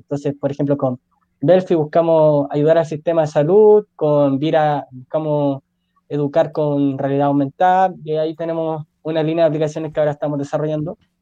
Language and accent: Spanish; Puente Alto, Santiago Metropolitan Region, Chile; yo soy de Puente Alto